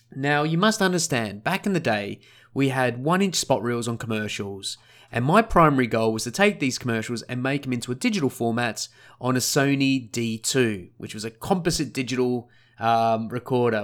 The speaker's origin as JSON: {"language": "English", "town": "Sunshine Coast", "region": "Queensland", "country": "Australia", "tie": "born or raised there", "also_born_or_lived": "Scotland / Melbourne", "said": "where I grew up was a place called the Sunshine Coast. Sunshine Coast is on the east coast of Australia, just north of Brisbane by about an hour."}